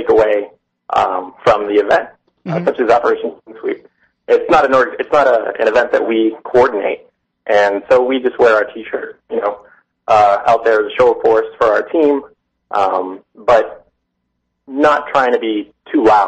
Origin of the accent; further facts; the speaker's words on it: New Bedford, Massachusetts, United States; I'm from New Bedford. I've grown up here.